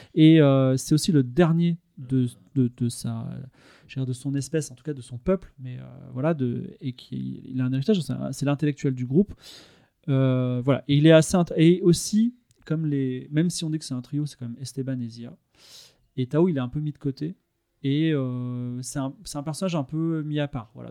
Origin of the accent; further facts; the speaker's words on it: Toulon, Provence-Alpes-Côte d'Azur, France; je suis né à Toulon, donc je voyais la mer par la fenêtre